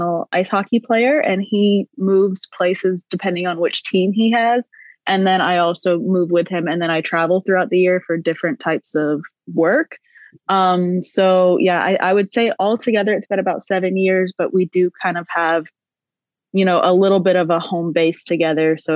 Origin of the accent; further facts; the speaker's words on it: South Carolina, United States; moved away as an adult; now in Austria; right now I'm actually in the United States in South Carolina. I came home to visit my family for the holidays